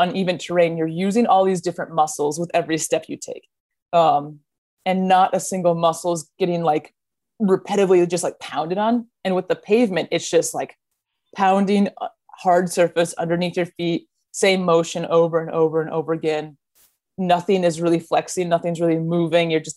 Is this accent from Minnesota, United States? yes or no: yes; Minneapolis, Minnesota, United States; I grew up in Minnesota.